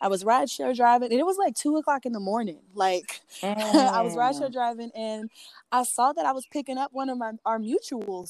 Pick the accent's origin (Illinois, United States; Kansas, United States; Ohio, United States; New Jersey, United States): Illinois, United States; Alton; I'm from Alton, Illinois